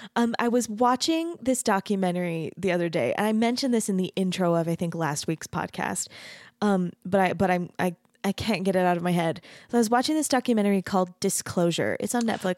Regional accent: Mesa, Arizona, United States; moved away as an adult; also born or lived in Denton, Texas; now in Utah, United States; I grew up in Arizona, which I grew up in a really, really Mormon community. Mesa

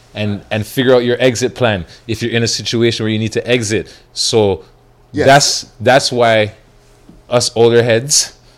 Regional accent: Toronto, Ontario, Canada; Man, I'm from Toronto, born and raised

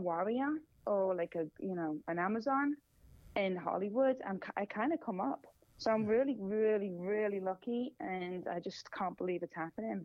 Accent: Singapore; moved away as an adult; now in Los Angeles, United States; I'm Singaporean

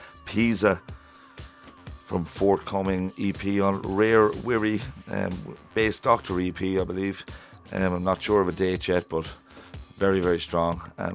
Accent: Waterford, Munster, Ireland; We're from Waterford.

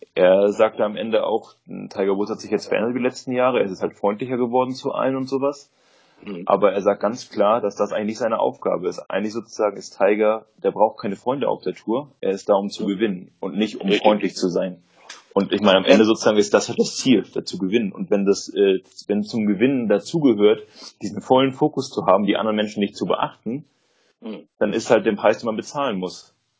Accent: Germany; bei uns in Deutschland

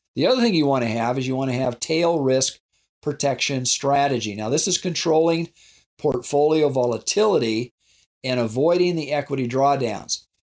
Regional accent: South Dakota, United States; I grew up in South Dakota on a ranch

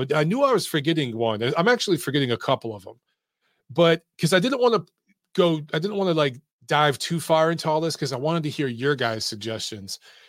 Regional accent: Michigan, United States; I'm from Michigan.

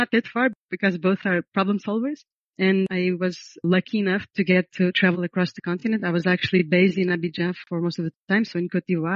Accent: Portugal; moved away; also born or lived in United States; I was born in Portugal, born and raised.

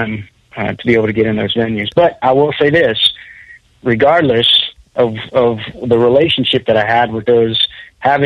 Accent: Central Florida, United States; moved away as an adult; now in Nashville, United States; I'm originally from Central Florida. Although I haven't actually lived in Central Florida since high school

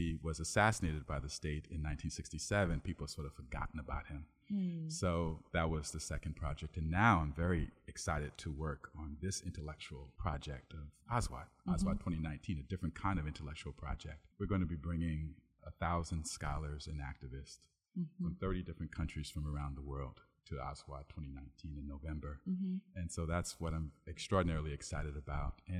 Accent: New York, United States; moved away; New York, right? So my home state.

